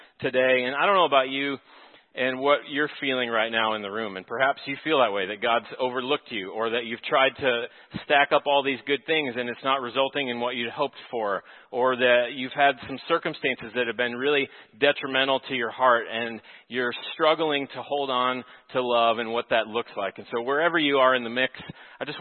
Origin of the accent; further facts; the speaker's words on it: Texas, United States; moved away as an adult; now in Minnesota, United States; I'm from Texas, and so I'm learning the cabin culture of Minnesota